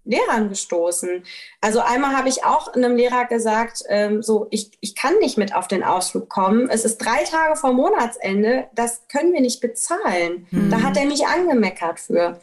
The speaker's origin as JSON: {"language": "German", "region": "Rhineland-Palatinate", "country": "Germany", "tie": "born or raised there", "said": "ich bin halt in Rheinland-Pfalz zur Schule gegangen"}